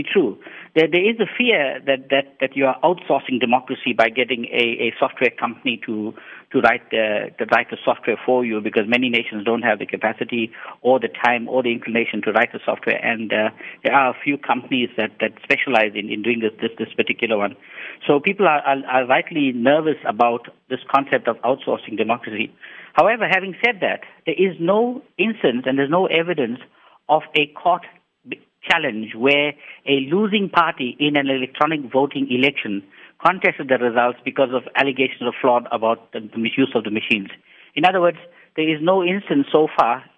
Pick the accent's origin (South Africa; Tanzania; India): South Africa; as a South African technocrat